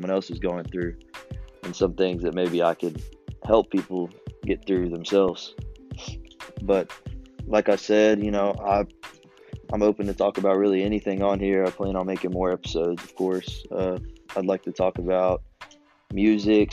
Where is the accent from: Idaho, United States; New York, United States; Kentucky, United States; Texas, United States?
Kentucky, United States; Lexington; also born or lived in Danville, Kentucky; I'm from Lexington, Kentucky originally. Been there all my life.